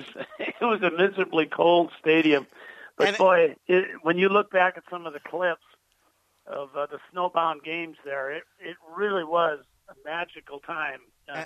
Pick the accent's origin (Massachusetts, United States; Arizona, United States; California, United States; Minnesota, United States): Minnesota, United States; the Midwest, South Dakota; moved away; I grew up in the Midwest in Minnesota, South Dakota